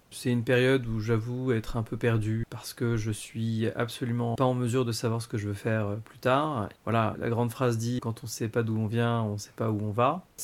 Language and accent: French; Paris, Île-de-France, France; also born or lived in Sri Lanka; je suis né au Sri Lanka et j'ai été adopté par une famille de Français qui avait déjà adopté une fille un an et demi avant. On a grandi, on va dire, à Paris, et surtout Paris-Centre.